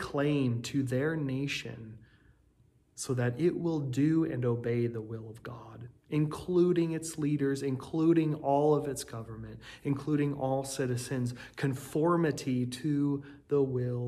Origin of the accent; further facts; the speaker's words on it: United States; as an American people